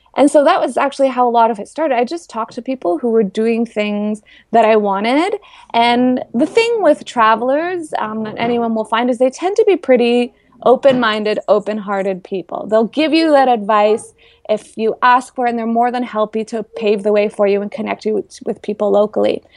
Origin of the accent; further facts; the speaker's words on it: Toronto, Ontario, Canada; I'm from the Toronto area in Canada